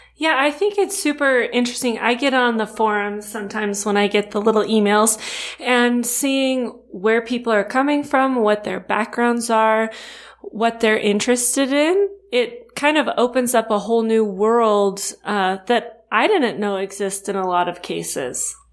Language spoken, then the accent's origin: English; Rancho Cucamonga, California, United States; I grew up in Southern California too. I'm from Rancho Cucamonga